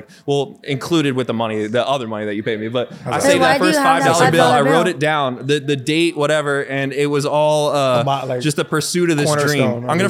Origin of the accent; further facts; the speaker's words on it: Lancaster, Pennsylvania, United States; moved away as an adult; now in Los Angeles, United States; Shout out Lancaster, Pennsylvania.